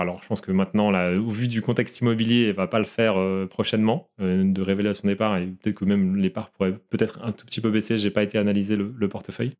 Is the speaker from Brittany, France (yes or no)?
yes; Brittany, France; Comme je suis breton d'origine